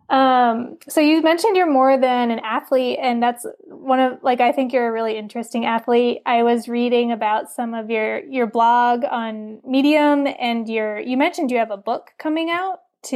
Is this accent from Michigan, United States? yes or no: no; New York, United States; we had it in New York State growing up.